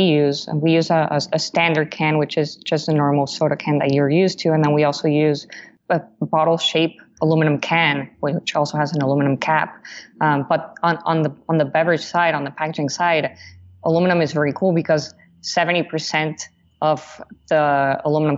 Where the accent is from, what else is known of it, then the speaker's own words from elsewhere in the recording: Mexico; now in United States; I'm originally from Mexico